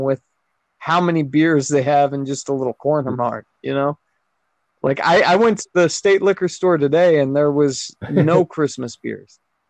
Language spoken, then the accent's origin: English; California, United States; also born or lived in Florida; now in Utah, United States; I'm from California, and then I lived in Florida, and now I'm here.